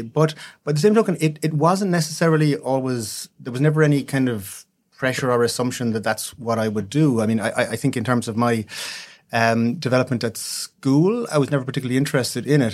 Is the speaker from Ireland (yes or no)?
yes; West Cork, Munster, Ireland; also born or lived in Dublin; I grew up in West Cork.